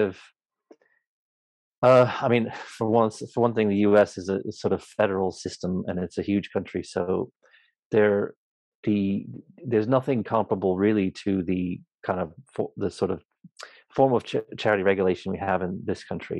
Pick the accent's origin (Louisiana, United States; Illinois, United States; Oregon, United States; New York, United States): Oregon, United States; now in United Kingdom; I grew up in a place called Oregon, on the West Coast, a small